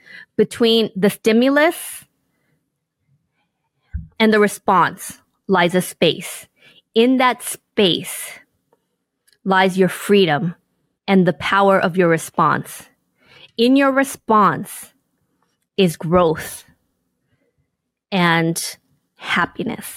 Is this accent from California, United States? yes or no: yes; Inglewood, California, United States; growing up in Inglewood, California, in poverty